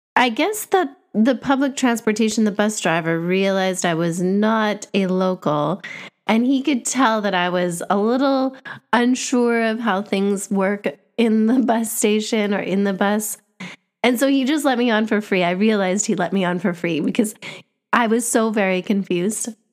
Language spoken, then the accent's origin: English; Canada; moved away; I grew up in Canada, where Canada is known as a bilingual country.